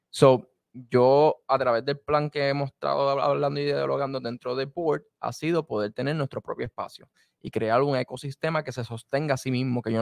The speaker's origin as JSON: {"language": "Spanish", "country": "Puerto Rico", "said": "se entienden que yo soy puertorriqueño."}